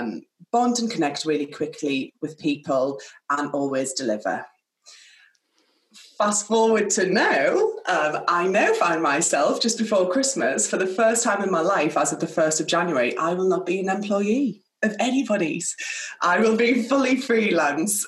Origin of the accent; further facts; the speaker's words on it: Sunderland, North East England, United Kingdom; now in Oxfordshire, United Kingdom; I am from Sunderland. I am the oldest of three children, and I grew up in a working class background through and through